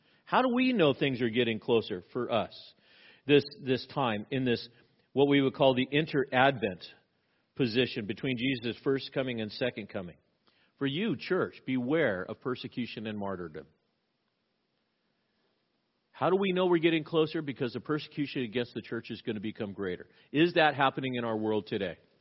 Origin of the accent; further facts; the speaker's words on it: Southern California, United States; now in Pacific Northwest, United States; I grew up in Southern California. We had earthquakes all the time